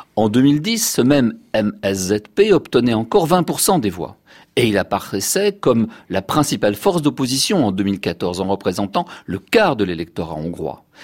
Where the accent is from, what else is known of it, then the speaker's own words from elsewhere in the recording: France; chez nous en France